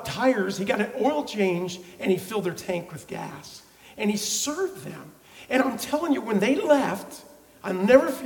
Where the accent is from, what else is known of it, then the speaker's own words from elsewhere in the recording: Oklahoma, United States; I'm from Oklahoma.